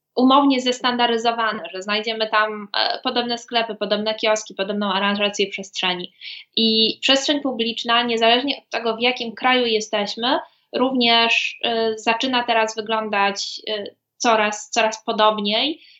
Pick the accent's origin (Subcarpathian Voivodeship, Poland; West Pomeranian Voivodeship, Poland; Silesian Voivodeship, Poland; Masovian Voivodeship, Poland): Silesian Voivodeship, Poland; border area of Katowice and Mikołów; ja zresztą też pochodzę mm, z takiego pogranicznego rejonu Katowic i Mikołowa. Przez, przez pewien czas mieszkałam po stronie katowickiej, a potem po stronie mikołowskiej